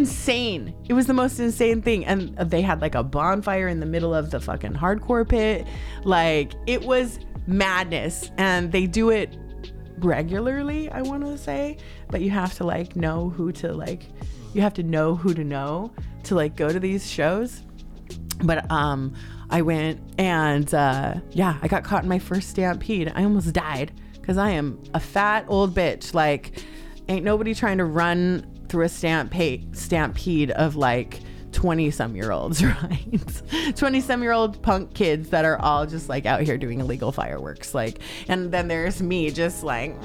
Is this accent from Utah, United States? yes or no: yes; Salt Lake City, Utah, United States; moved away as an adult; now in Los Angeles, United States; I'm originally from Salt Lake City, Utah. I've been out here in LA for about a little over 10 years. LA's home now.